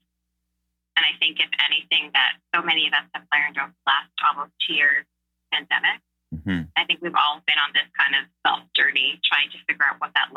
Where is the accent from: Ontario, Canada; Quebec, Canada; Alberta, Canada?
Quebec, Canada; Montreal; moved away as an adult; now in Toronto, Canada; born and raised in Montreal, parents from the West Indies